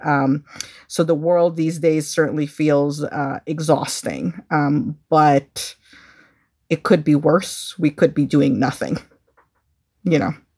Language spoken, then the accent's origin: English; Chicago, Illinois, United States; growing up in Chicago